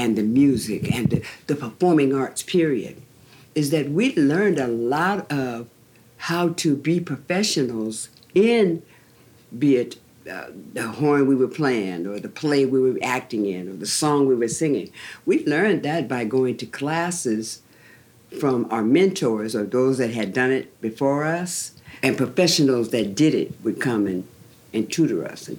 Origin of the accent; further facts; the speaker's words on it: Seattle, Washington, United States; Well, I was born and raised right here in Seattle, mm-hmm. in the Yesler Terrace. I'm a project girl.